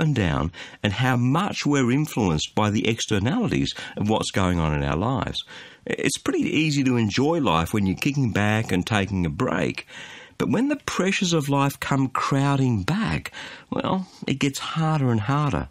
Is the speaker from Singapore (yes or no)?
no; Australia; as an Aussie